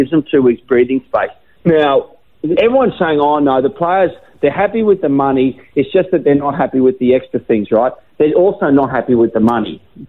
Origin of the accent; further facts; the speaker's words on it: Brisbane, Queensland, Australia; also born or lived in Gold Coast; I'm a Queenslander, so I'm from Brisbane. I grew up in southeast Queensland. I spent half my life on the Gold Coast.